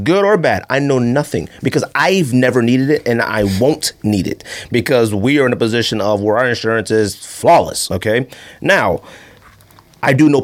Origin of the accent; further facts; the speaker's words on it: California, United States; also born or lived in Phoenix, Arizona; we're from California. I'm Southside Phoenix